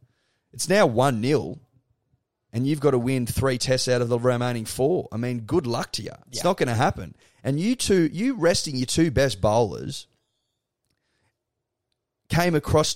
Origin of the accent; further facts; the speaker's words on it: Australia; I'm Australian.